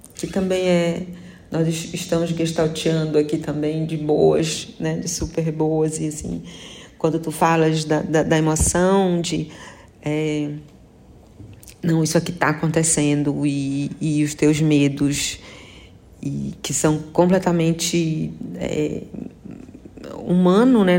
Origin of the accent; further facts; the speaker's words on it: Marajó, Pará, Brazil; now in São Luís, Brazil; eu sou marajoara, né? nascida no, Marajó é, e atualmente morando em São Luís